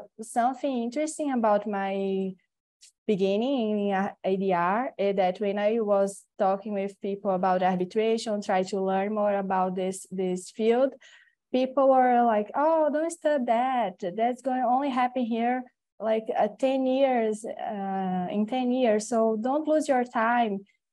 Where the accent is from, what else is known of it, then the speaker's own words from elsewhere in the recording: Natal, Rio Grande do Norte, Brazil; English is a second language; now in São Paulo, Brazil; I'm from Natal. It's a different city here, northeast.